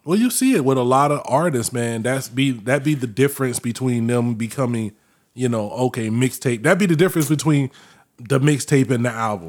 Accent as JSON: {"language": "English", "town": "Winter Park", "region": "Florida", "country": "United States", "tie": "born or raised there", "said": "I grew up in Winter Park"}